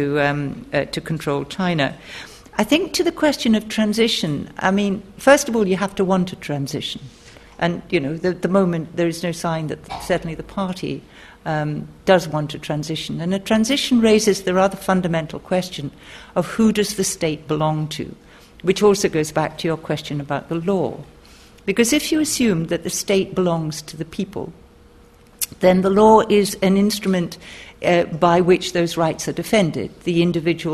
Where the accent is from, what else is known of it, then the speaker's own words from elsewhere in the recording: Scotland, United Kingdom; I'm from Scotland